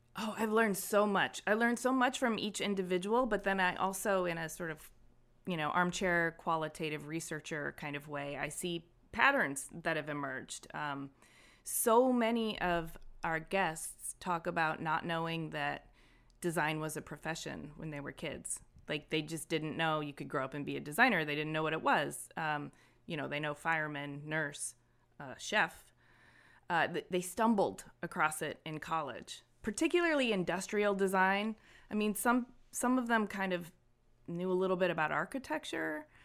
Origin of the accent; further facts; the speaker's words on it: Ypsilanti, Michigan, United States; I grew up in Ypsilanti, Michigan, um, and it was a great little town to grow up